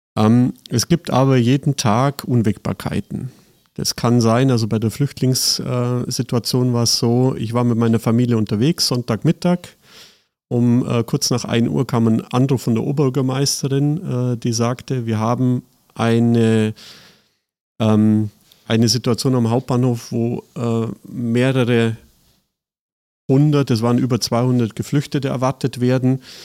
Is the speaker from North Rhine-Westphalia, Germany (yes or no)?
no; Seeg, Bavaria, Germany; moved away as an adult; also born or lived in Füssen; now in Cologne, Germany; tatsächlich aus Bayern, äh, südliches Allgäu, äh, geboren in Füssen, aufgewachsen in Seeg.